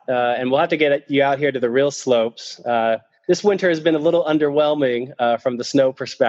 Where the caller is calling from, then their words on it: Salt Lake City, Utah, United States; About in Salt Lake City, Utah.